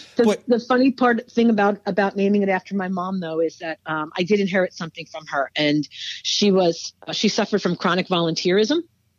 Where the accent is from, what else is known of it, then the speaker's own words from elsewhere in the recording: Brooklyn, New York, United States; I am not. That I am not. I am from Brooklyn. I was Park Slope before it had a hashtag.